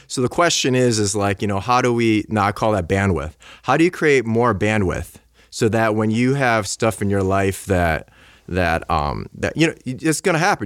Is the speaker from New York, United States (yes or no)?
yes; Buffalo, New York, United States; I'm from Buffalo, so I grew up like